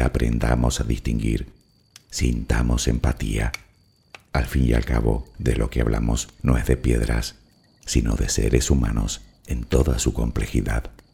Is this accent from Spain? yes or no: yes; Spain; que soy español